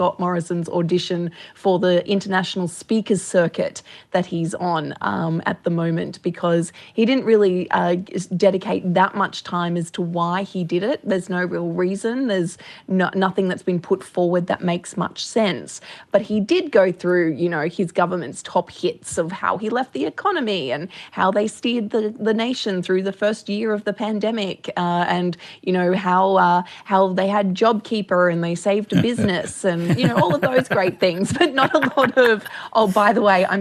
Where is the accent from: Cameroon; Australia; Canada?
Australia; Gold Coast, Queensland; I grew up on the Gold Coast